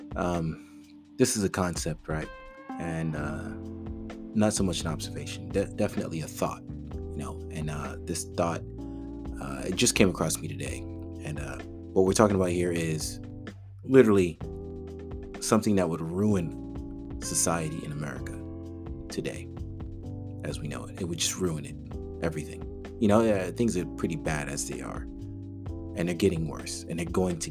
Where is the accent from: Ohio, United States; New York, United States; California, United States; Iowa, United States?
New York, United States; New York City; now in North Texas, United States; I was raised in the Bronx, a Caribbean family, you know, immigrant family